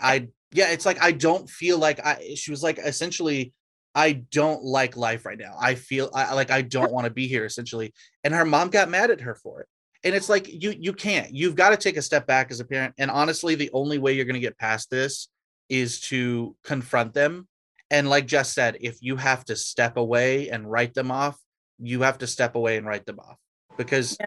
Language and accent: English; Georgia, United States; I'm from Georgia